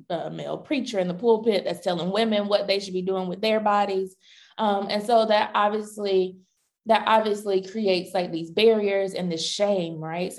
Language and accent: English; North Carolina, United States; I grew up in North Carolina, so I was definitely in the Bible Belt.